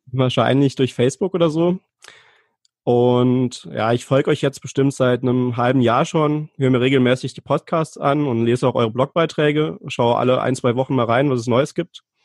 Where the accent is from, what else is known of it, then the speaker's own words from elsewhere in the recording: Saarland, Germany; Ich komme aus dem Saarland, wohne in der Nähe von Saarbrücken